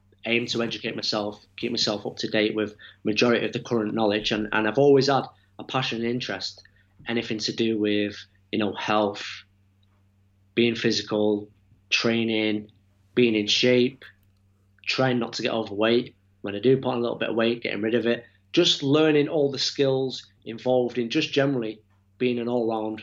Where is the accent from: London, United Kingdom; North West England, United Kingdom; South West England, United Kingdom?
North West England, United Kingdom; Manchester; from Manchester, nearly 40 years old